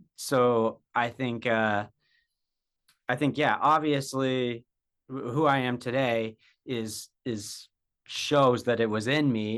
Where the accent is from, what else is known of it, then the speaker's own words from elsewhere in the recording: Jackson, Wyoming, United States; I was born and raised in Jackson, Wyoming